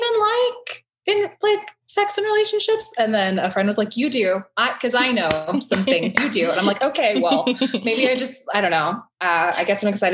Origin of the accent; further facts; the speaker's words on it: New Orleans, Louisiana, United States; I'm a multidisciplinary artist based in New Orleans. I'm from New Orleans